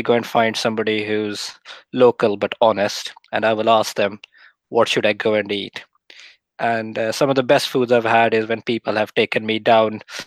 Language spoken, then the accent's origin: English; Lahore, Punjab, Pakistan; moved away as an adult; now in United Kingdom; I was born in Lahore in Pakistan. And I lived there till I was 21